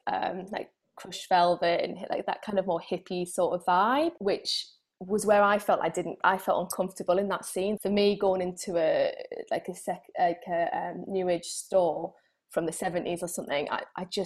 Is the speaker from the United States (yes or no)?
no; United Kingdom; being typically British